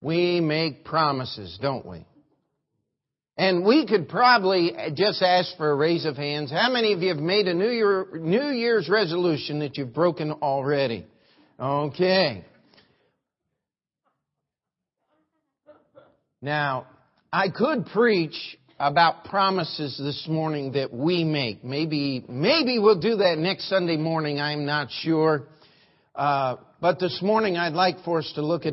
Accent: Maryland, United States; the church I grew up in Maryland

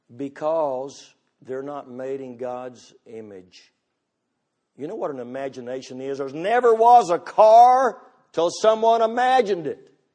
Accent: United States; I'm all American

